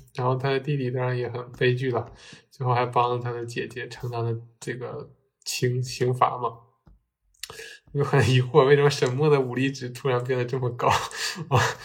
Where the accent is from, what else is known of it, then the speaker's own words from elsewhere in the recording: Northeast China, China; 我们身为东北人，然后我们对自己的家乡肯定也觉得可以更好嘛